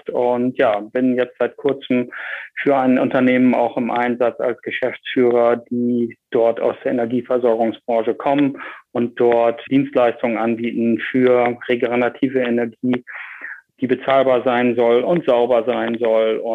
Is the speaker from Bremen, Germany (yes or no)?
yes; Bremen, Germany; Man kann es meinem Dialekt äh, leicht äh, anhören, wo ich herkomme. Ich bin äh, aus Norddeutschland, genau genommen in Bremen groß geworden und habe dort meine Schulzeit verbracht und dort auch studiert.